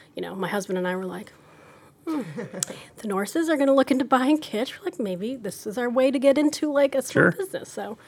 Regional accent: outside of Chicago, Illinois, United States; moved away as an adult; also born or lived in San Diego / South Carolina; now in Norfolk, United States; I grew up in outside of Chicago.

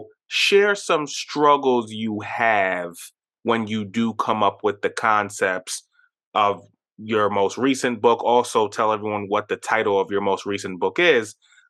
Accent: New York, United States; growing up in New York, you know, I had quite a bit of Jamaican, Trinidadian, Indian

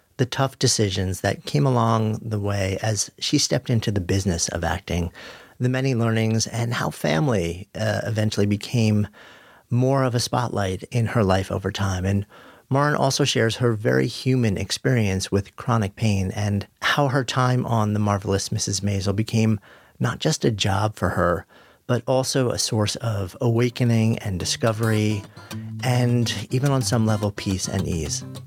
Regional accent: United States; I grew up just outside of New York City

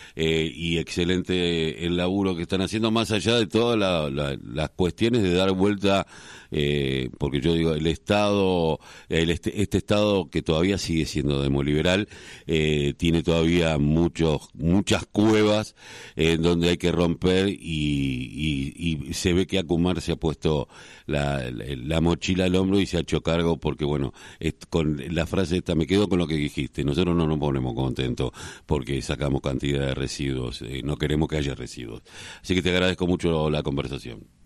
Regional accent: Quilmes, Buenos Aires Province, Argentina; Yo, soy de Quilmes

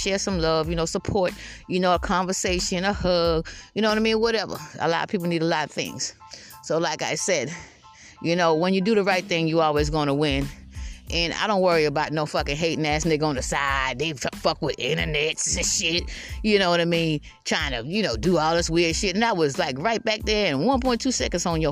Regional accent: Georgetown, South Carolina, United States; also born or lived in Columbia, South Carolina / Lexington, South Carolina / Irmo, South Carolina; I'm from Georgetown, South Carolina, but I moved down here where I'm at now

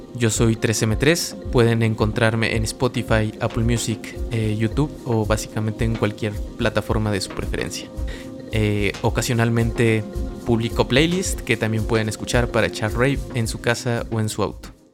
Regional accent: Mexico; also born or lived in Tlaxcala; soy un productor mexicano radicado en el estado de Tlaxcala

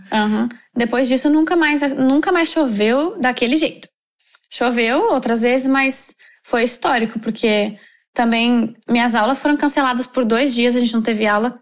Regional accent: Novo Hamburgo, Rio Grande do Sul, Brazil; moved away as an adult; now in Doha, Qatar; sou de Novo Hamburgo, no Rio Grande do Sul.

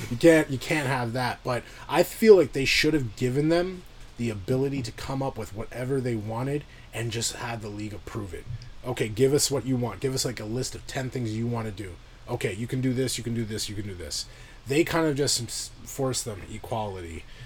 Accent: Canada

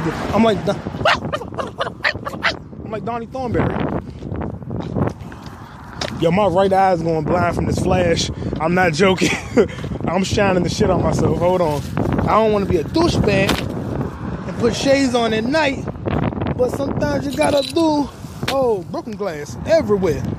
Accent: North Bergen, New Jersey, United States; I'm from North Bergen, New Jersey

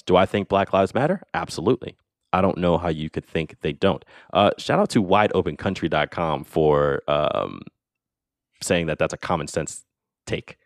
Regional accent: United States; as an American

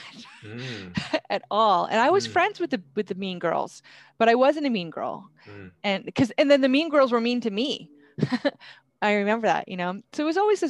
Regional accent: Vermont, United States; I grew up in Vermont

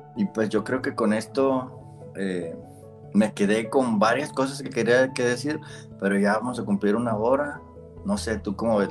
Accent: Monterrey, Nuevo León, Mexico; yo soy de Monterrey, no, no les dije, soy de acá de Monterrey, Nuevo León

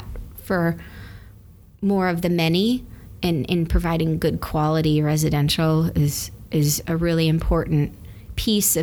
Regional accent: Detroit, Michigan, United States; I grew up in Lafayette Park in one of the Mies van der Rohe townhouses right at Lafayette and Rivard

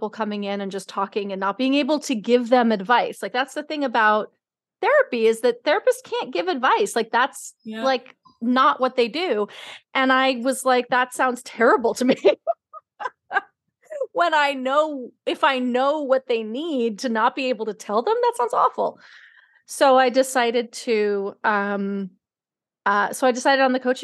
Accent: New York City, New York, United States; I grew up in New York City

